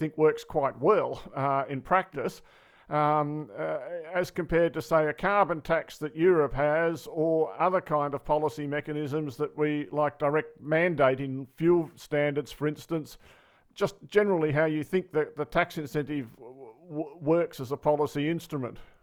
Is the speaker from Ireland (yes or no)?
no; Australia; speaking as an Australian